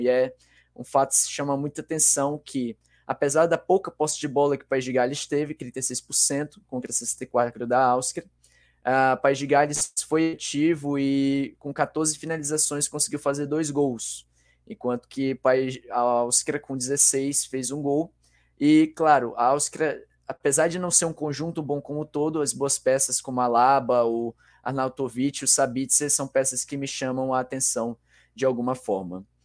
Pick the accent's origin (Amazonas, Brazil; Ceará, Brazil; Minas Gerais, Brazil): Amazonas, Brazil; Manaus; estou mais especificamente na minha terra natal, Manaus, Amazonas